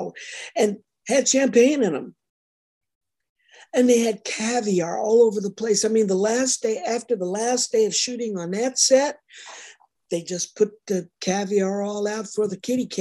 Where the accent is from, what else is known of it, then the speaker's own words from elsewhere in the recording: Detroit, Michigan, United States; moved away; also born or lived in Memphis; I was from Detroit